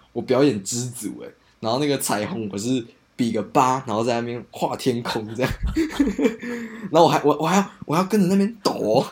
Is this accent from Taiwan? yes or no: yes; Hakka, Taiwan; 我是客家人